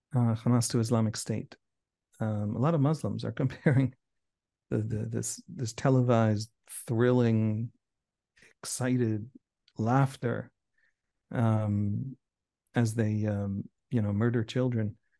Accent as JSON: {"language": "English", "country": "Israel", "said": "us Israelis"}